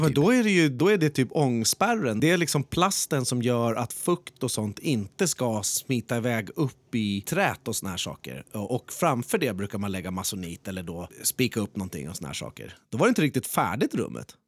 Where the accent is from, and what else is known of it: Skebobruk, Stockholm County, Sweden; born or raised there